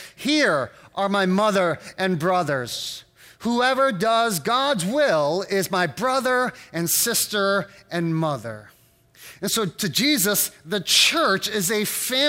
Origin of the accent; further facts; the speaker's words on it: United States; as an American